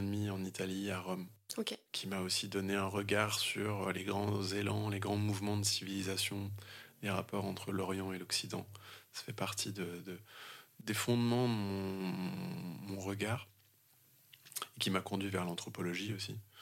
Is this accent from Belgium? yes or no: no; Vannes, Brittany, France; chez moi en Bretagne, à Vannes, sur le golfe du Morbihan